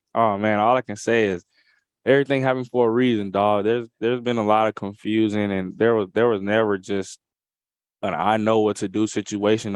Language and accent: English; Atlanta, Georgia, United States; here in S E C Media Day in my hometown